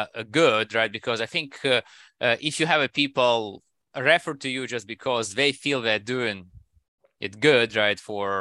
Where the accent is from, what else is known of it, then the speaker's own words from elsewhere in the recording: Russia; English is a second language; now in United States; And I come from Russia, right? And while I spend a lot of time in US, right? I think you still get some of those, you know, maybe Russian habits in me, right?